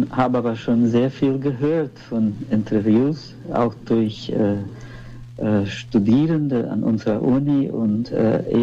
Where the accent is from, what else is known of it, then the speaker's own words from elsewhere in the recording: Brazil; born there; ich bin äh, in Brasilien geboren.